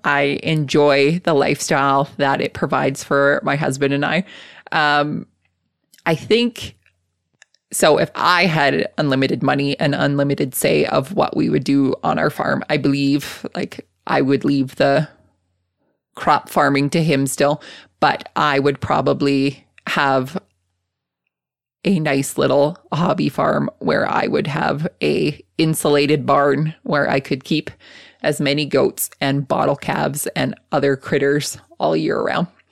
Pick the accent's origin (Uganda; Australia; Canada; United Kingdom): Canada; Lethbridge, Alberta; I was born and raised in Southern Alberta. Um, I went to school in the same town, um, from kindergarten all the way through college. So I went to college at Lethbridge College